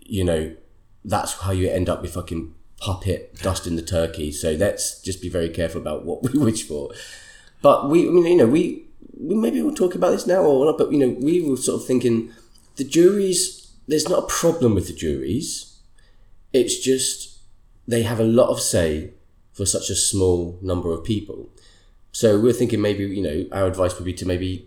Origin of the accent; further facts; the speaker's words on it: Sweden; moved away; my home country